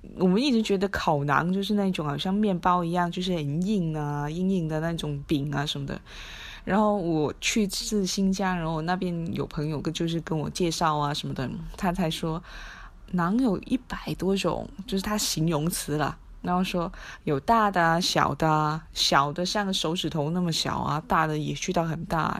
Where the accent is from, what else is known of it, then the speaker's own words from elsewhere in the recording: Macau; 我是澳门人，在赌场工作